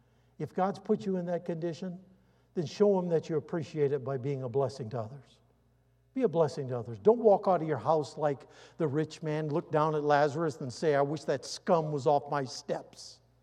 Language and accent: English; United States; I'm an American, been a soldier.